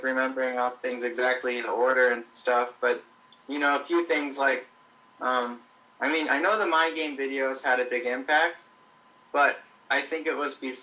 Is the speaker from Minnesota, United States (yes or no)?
yes; Minneapolis, Minnesota, United States; I'm from the Twin Cities, Minneapolis, St. Paul